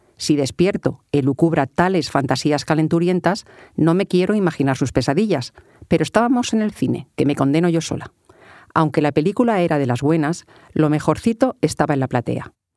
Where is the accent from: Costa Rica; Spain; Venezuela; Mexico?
Spain; Alcalá de Henares, Community of Madrid; los fastos del orgullo LGTBI de mi pueblo